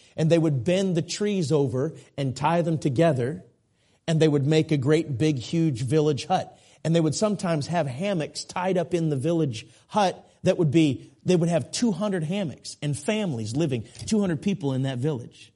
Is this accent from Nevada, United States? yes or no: no; Minneapolis, Minnesota, United States; I grew up in the Minneapolis area.